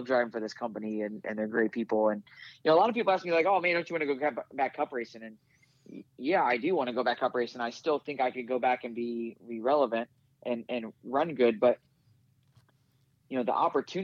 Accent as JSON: {"language": "English", "town": "Riverton", "region": "Illinois", "country": "United States", "tie": "born or raised there", "said": "I grew up in Springfield, Illinois, right? I actually grew up in Riverton, Illinois, but it's just outside of Springfield."}